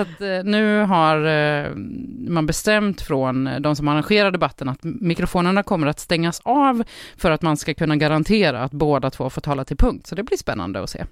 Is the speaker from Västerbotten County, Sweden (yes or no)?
no; Jönköping, Jönköping County, Sweden; jag kommer från Sveriges Jerusalem. Ja, det är Jönköping såklart